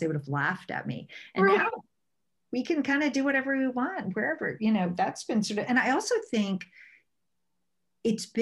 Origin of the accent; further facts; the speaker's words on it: Virginia, United States; now in Los Angeles, United States; I'm from Virginia originally, and I grew up sailing